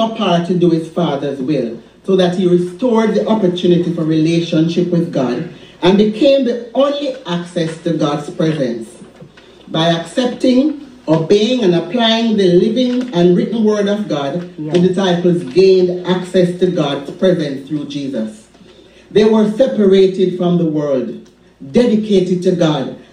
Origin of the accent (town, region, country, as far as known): Jamaica; born or raised there